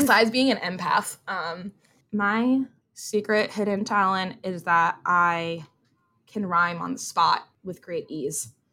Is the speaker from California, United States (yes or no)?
no; New Jersey, United States; I have Jersey pride